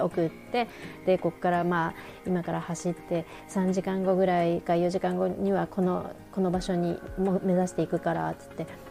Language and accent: Japanese; Japan; 私は日本から来てるし